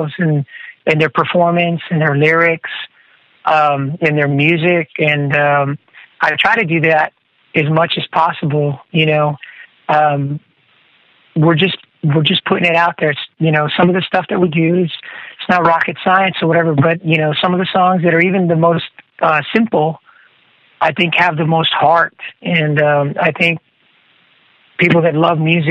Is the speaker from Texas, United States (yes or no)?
yes; Corpus Christi, Texas, United States; here in Texas, in my hometown, Corpus Christi